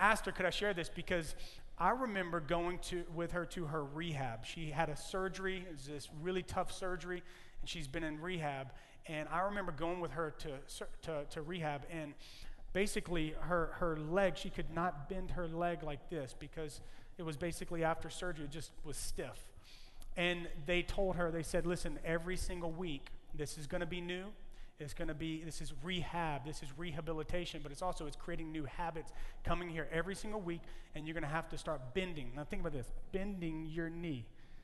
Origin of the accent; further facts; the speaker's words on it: Louisiana, United States; now in California, United States; I am from Louisiana. And in Louisiana, we tell Cajun jokes. I am Cajun, but I'm Californian. I'm a Cajun Californian